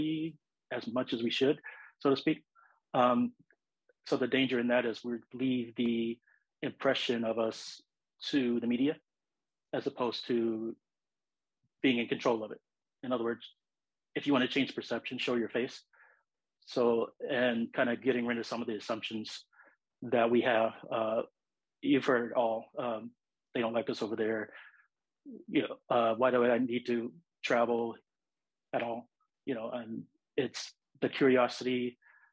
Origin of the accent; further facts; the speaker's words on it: Los Angeles, California, United States; I was born and raised in Los Angeles. It's my home.